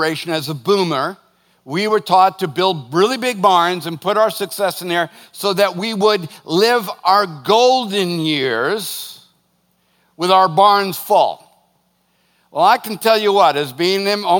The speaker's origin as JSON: {"language": "English", "country": "United States", "said": "As an American"}